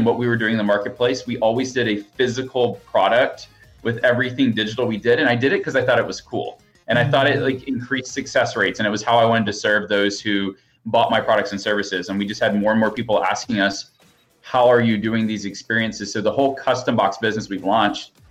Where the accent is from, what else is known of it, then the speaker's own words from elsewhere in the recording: Alabama, United States; now in Austin, United States; I grew up in Alabama. I live in Austin, Texas